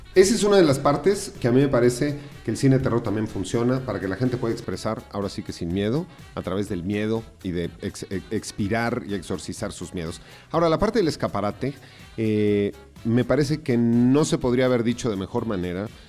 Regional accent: Mexico; nosotros en realidad como mexicanos

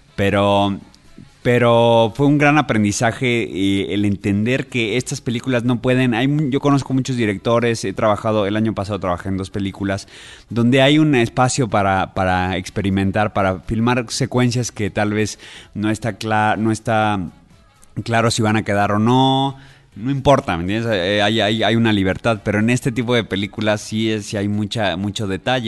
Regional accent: Mexico

